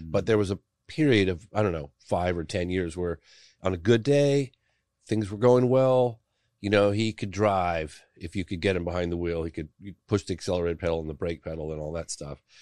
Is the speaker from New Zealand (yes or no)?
no; England, United Kingdom; born there; because I was born in England, he had members of my family writing letters